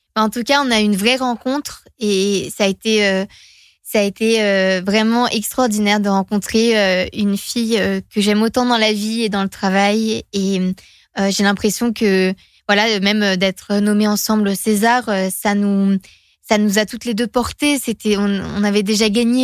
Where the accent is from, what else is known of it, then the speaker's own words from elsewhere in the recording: Finland; first language Finnish; French is a second language; suis finlandaise. c'est ma langue maternelle, c'est ma langue émotionnelle, quoi, le finnois.